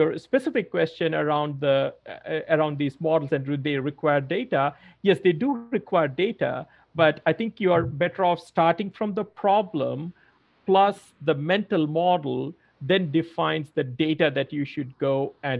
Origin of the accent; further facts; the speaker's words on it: India; moved away; also born or lived in Australia / New York; I had not seen much of snow growing up in India and then in Australia.